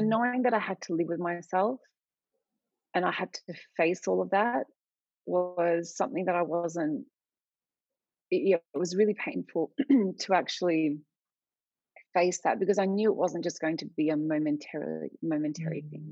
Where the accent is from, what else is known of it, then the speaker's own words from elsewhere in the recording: Australia; I'm Australian, but I have Lebanese heritage